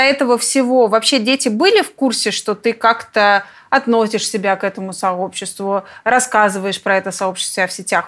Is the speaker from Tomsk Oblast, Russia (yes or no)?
yes; Tomsk, Tomsk Oblast, Russia; Я тоже из Томска